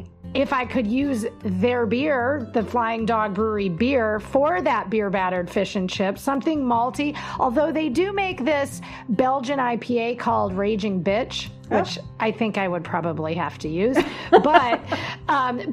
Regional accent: Wisconsin, United States; I am from Wisconsin

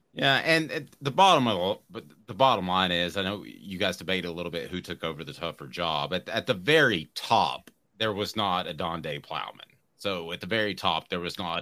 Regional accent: Powell, Tennessee, United States; I'm from Powell

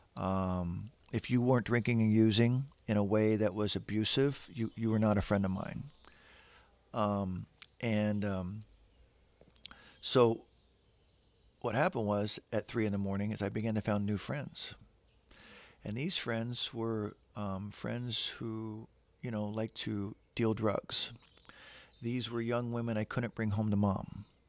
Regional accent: San Diego, California, United States; we moved to San Diego, so I grew up in San Diego, which is right next to Tijuana.

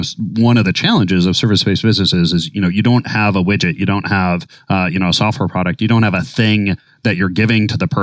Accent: Minnesota, United States; now in New York City, United States; growing up in Minnesota

